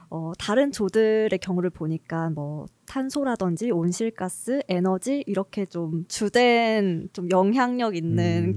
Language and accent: Korean; Gwangju, South Korea; moved away as an adult; 제 이제 본가가 광주인데요.